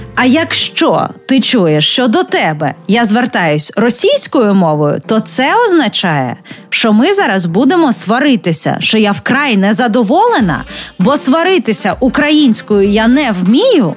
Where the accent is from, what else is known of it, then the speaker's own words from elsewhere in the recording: Chernihiv, Chernihiv Oblast, Ukraine; я з Чернігова